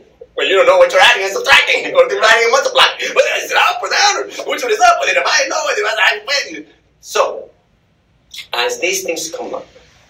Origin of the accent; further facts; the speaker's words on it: Texas, United States; I'm from Texas